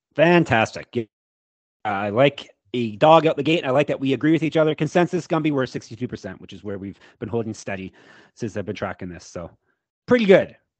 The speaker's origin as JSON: {"language": "English", "country": "Canada", "said": "I am Canadian, as I've been told you can tell by my voice"}